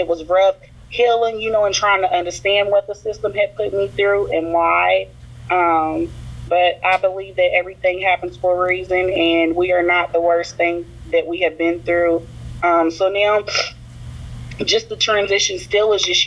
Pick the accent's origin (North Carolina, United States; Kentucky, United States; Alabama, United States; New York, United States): Kentucky, United States; Louisville; I'm an exoneree from Louisville, Kentucky